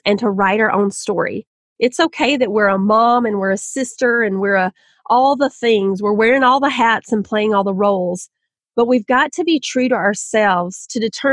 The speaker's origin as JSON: {"language": "English", "region": "Southern", "country": "United States", "accent": "Southern", "said": "my own Southern accent"}